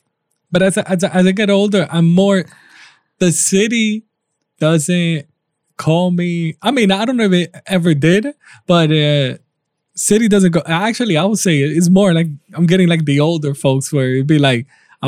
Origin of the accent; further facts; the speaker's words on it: New York City, New York, United States; as a New Yorker been here all this time